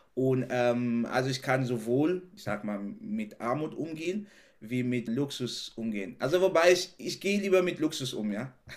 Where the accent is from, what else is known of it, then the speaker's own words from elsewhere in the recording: Cameroon; German is a second language; moved away as an adult; now in Germany; ich bin in Kamerun aufgewachsen, habe da eine sehr glückliche Kindheit gehabt